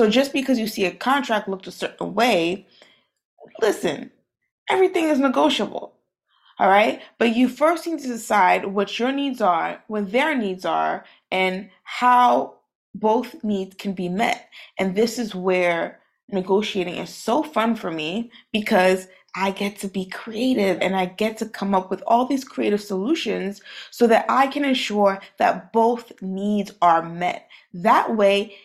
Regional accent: New York City, New York, United States; I'm from Brooklyn, New York. I am Haitian. Both my parents are from Haiti

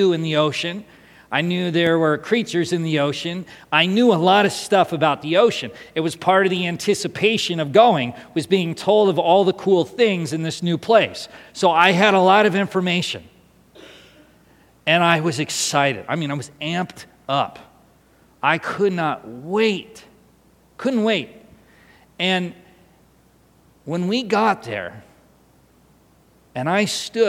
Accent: San Diego, California, United States; also born or lived in Seattle, Washington; in 1988, we moved from Seattle to San Diego, California.

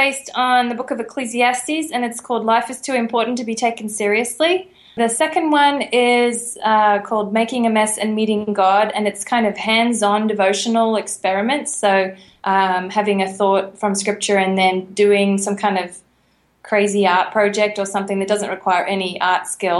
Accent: Brisbane, Queensland, Australia; I am from Brisbane, and you do not say Brisbane.

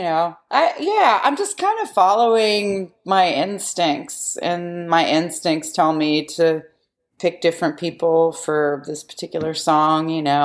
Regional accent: Yellow Springs, Ohio, United States; we grew up near Yellow Springs, Ohio

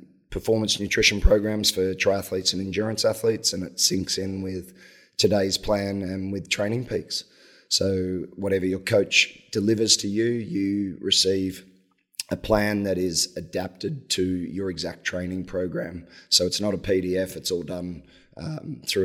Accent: Australia; moved away; I'm Australian

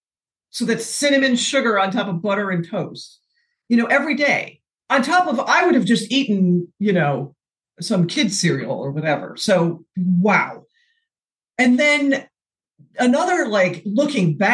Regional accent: the Midwest outside of Chicago, Illinois, United States; I grew up in the Midwest outside of Chicago and we call it soda pop

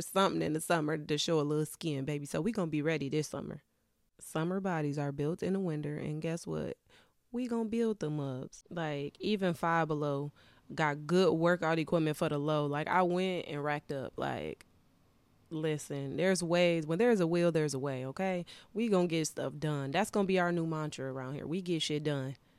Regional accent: Wisconsin, United States; moved away as an adult; now in Detroit area, United States; I'm a Midwest girly. I'm originally from Wisconsin.

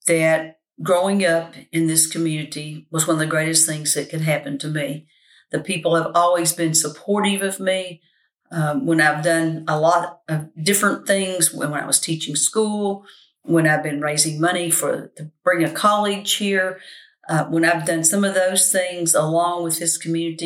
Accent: Winchester, Kentucky, United States; I was born here, lived here, and plan to die here because that's the way I feel about Winchester. It is my hometown.

